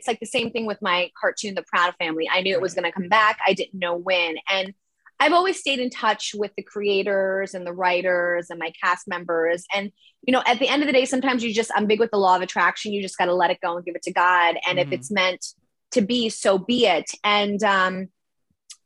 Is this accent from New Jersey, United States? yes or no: no; New York City, New York, United States; I'm from Manhattan, New York City